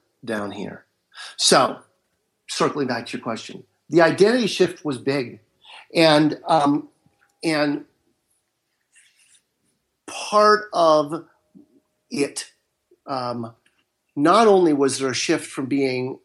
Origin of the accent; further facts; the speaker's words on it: Marin County, Northern California, United States; now in Southern California, United States; I live in Southern California. And I was raised in Northern California, in Marin County.